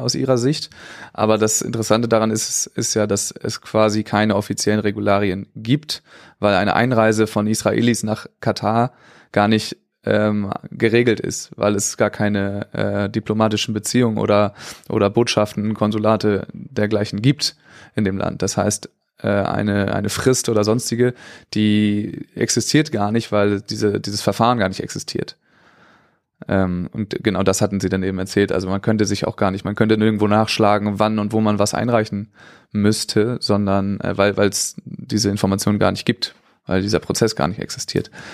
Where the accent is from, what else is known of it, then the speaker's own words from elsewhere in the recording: Germany; für uns als Deutsche